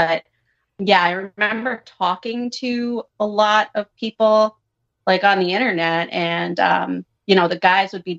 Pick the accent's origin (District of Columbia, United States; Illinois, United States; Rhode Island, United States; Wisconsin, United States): Rhode Island, United States; suburb of Providence; I grew up in a small town, suburb of Providence